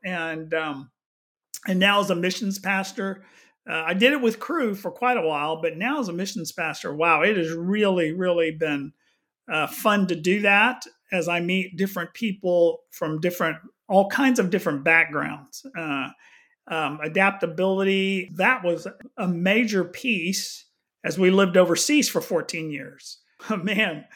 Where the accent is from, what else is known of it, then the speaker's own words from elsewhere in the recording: Houston, Texas, United States; moved away as an adult; also born or lived in Austin, Texas / overseas; now in The Woodlands, United States; I grew up in Houston